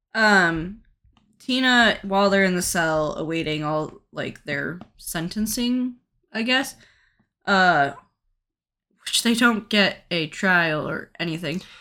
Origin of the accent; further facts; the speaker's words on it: United States; I am an American